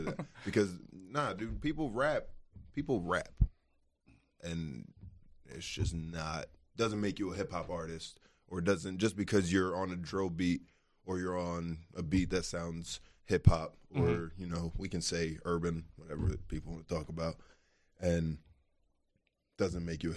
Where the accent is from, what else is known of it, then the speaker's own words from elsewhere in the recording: Delco, Pennsylvania, United States; I'm from Delco too